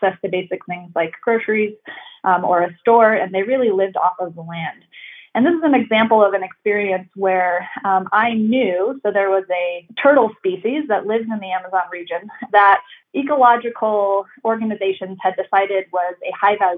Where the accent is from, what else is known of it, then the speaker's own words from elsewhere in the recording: Northwest Indiana, United States; now in Boulder, United States; I grew up in the Midwest in a small kind of hobby farm in Northwest Indiana